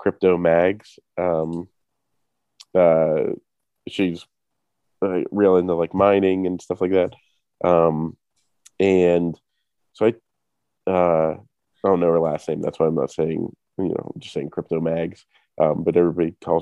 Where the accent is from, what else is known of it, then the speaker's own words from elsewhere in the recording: Pittsburgh, Pennsylvania, United States; what we say in Pittsburgh